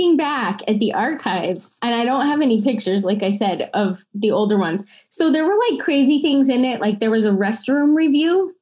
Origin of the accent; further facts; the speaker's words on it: Hazleton, Pennsylvania, United States; moved away; also born or lived in Wilkes-Barre / Philadelphia; as a kid, I mean, I was from Hazleton